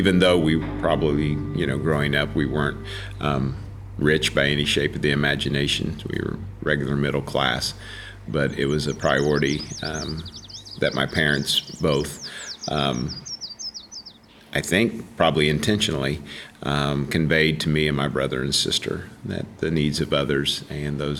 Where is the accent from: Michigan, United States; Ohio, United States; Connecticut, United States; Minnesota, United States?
Ohio, United States; Wheelersburg; I grew up in Wheelersburg, Ohio, and still live in Wheelersburg